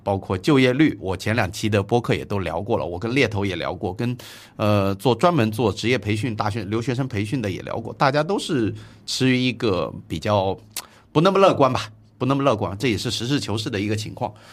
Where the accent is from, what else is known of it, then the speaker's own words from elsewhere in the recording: China; 我们中国人